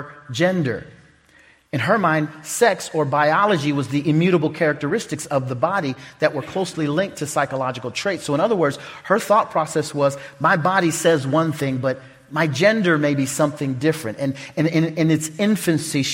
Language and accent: English; Oklahoma, United States; now in Omaha, United States; I'm from Omaha, Nebraska, really from Oklahoma